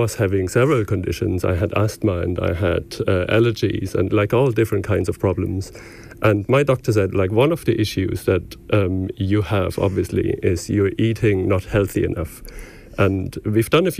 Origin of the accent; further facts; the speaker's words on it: Stuttgart, Baden-Württemberg, Germany; moved away as an adult; also born or lived in Dublin, Ireland; now in Killinick, Ireland; I'm from Stuttgart in the southwest of Germany